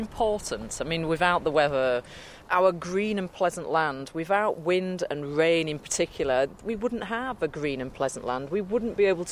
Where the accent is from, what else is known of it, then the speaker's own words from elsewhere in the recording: Yorkshire and the Humber, United Kingdom; I grew up in Yorkshire on top of the Pennines